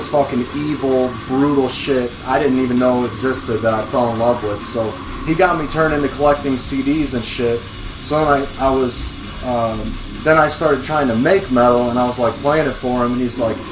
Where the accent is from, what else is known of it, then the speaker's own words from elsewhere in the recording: Quad Cities, United States; moved away as an adult; also born or lived in Carbondale, Illinois; I was moving from Carbondale to back home to the Quad Cities